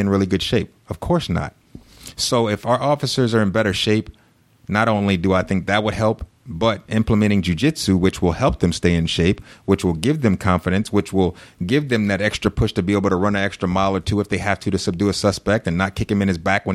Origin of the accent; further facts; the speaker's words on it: Louisiana, United States; moved away as an adult; now in Sugar Land, United States; my hometown, because this is where I was a cop. This is where I was born